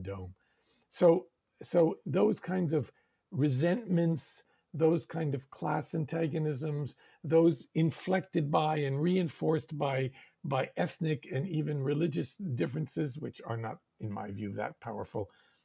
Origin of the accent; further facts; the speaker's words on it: United States; growing up in America